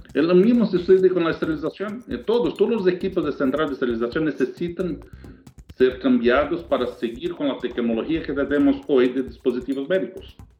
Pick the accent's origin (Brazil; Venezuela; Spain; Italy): Brazil; accent: Portuñol; Spanish is a second language; moved away as an adult; now in United States; yo soy brasileño